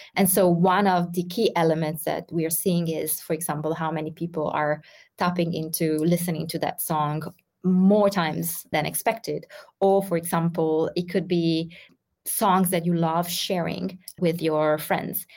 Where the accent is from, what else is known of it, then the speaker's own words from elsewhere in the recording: Ghana; I am from Ghana and currently living in Ghana, located in West Africa.